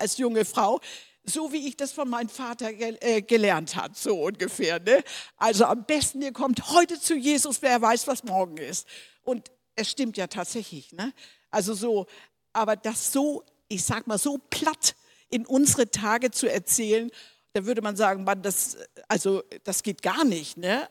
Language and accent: German; Denmark; moved away; wo ich, auf, wo ich aufgewachsen bin, hatten Missionare und das war in unserer Heimat aus Dänemark